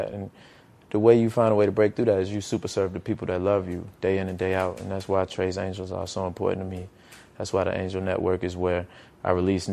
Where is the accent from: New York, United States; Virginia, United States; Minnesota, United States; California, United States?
Virginia, United States; Petersburg; my hometown of Petersburg